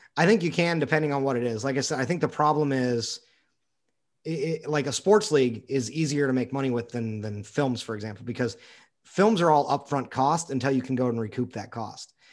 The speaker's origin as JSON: {"language": "English", "country": "United States"}